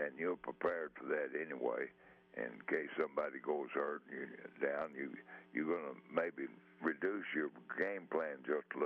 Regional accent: Texas, United States; I'm from Texas

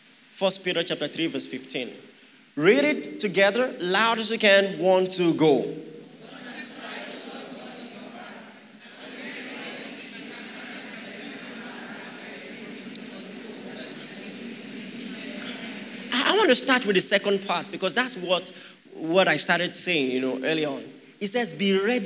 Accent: Akwa Ibom, Nigeria; I'm Akwa Ibom. My mom is Yoruba, but I'm Akwa Ibom

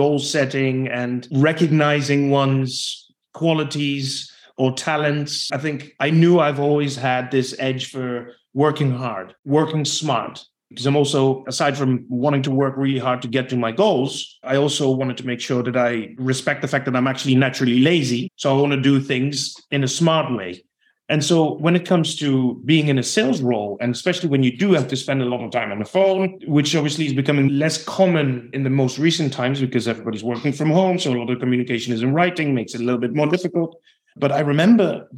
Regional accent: Netherlands; English is a second language; I'm originally from the Netherlands, right? So I do have a bit of an accent in whichever language I speak.

